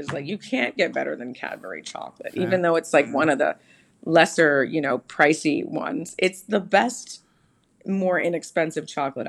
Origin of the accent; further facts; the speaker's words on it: Canada; now in United States; I'm from Canada.